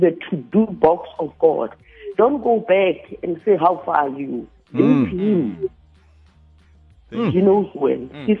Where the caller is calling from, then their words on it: Pretoria, Gauteng, South Africa; From Pretoria West.